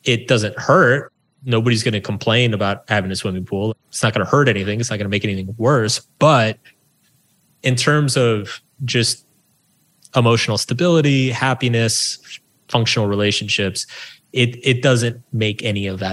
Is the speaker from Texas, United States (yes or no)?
yes; small town outside Austin, Texas, United States; I grew up in Texas in a small town. It used to be outside of Austin